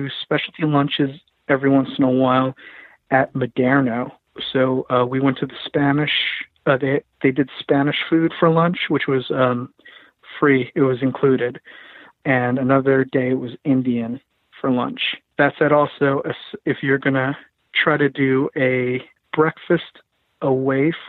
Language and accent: English; Philippines; I'm Filipino